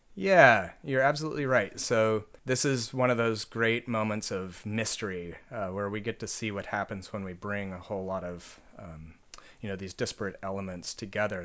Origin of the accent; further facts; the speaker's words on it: Oregon coast, United States; moved away as an adult; also born or lived in Nanjing, China / Suzhou, China; I grew up on the Oregon coast